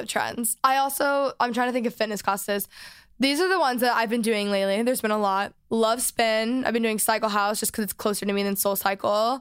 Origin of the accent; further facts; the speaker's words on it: North Texas, United States; I grew up in Texas in North Texas.